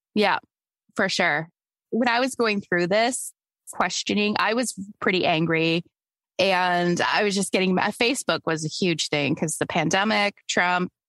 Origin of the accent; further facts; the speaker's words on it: Canada; also born or lived in Toronto; I'm Canadian